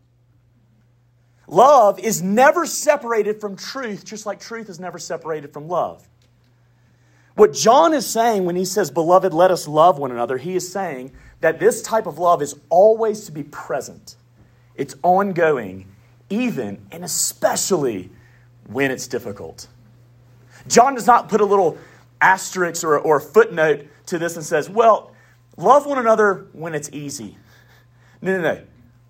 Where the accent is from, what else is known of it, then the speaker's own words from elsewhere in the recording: the South, United States; accent: southern; I got a southern accent